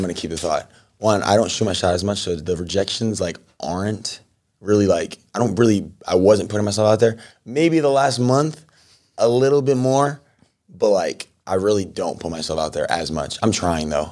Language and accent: English; New York, United States; moved away as an adult; also born or lived in Michigan; now in Los Angeles, United States; I'm from New York